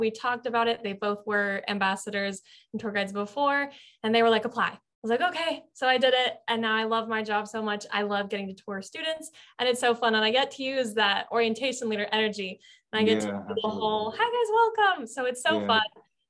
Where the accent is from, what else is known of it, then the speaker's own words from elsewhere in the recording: Lake Mary, Florida, United States; I am born and raised in Lake Mary, about 45 minutes from Disney.